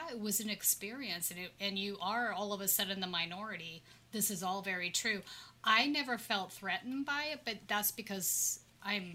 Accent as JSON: {"language": "English", "region": "California", "country": "United States", "said": "I'm a Californian"}